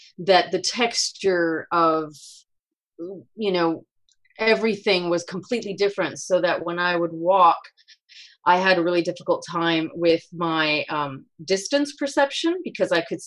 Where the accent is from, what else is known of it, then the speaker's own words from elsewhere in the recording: Spain; moved away; I grew up and I was born in Spain